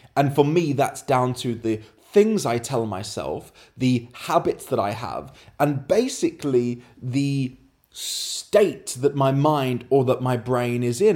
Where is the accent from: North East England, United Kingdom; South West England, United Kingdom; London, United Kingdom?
London, United Kingdom; moved away; Currently in London, my hometown